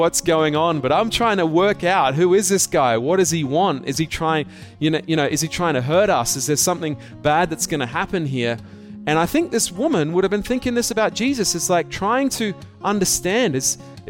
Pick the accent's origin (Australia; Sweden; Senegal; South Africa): Australia; now in Hong Kong; I am an Aussie, okay? I'm an Australian. I might live in Hong Kong, but I'm still an Australian.